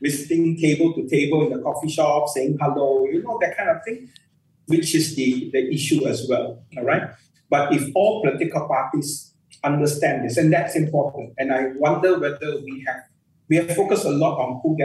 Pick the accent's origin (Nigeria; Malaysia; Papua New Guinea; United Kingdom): Malaysia; as a Malaysian